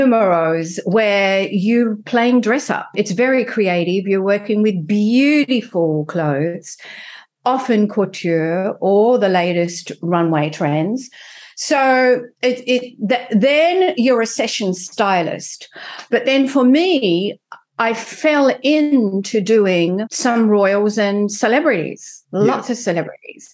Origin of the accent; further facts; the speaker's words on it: Tasmania, Australia; accent: Australian; moved away as an adult; also born or lived in France / London; now in United States; I am Australian. But I'm also French now, after living in France for 25 years. But my heart belongs to Australia. So I guess by my accent, it's quite obvious that I'm Australian. I didn't lose it in France.